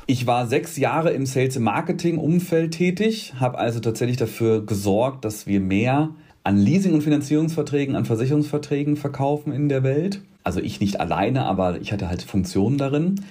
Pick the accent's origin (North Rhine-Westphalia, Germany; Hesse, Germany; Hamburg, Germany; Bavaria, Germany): North Rhine-Westphalia, Germany; Rheda-Wiedenbrück; also born or lived in Gütersloh; Also ich bin aufgewachsen in Wiedenbrück. Das ist ein Doppelort, räder Wiedenbrück, um genau zu sein.